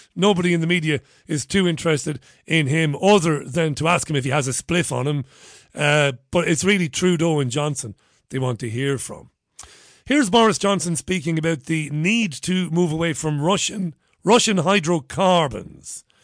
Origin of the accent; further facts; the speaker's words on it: Ireland; now in United Kingdom; I'm an Irishman. I am actually Irish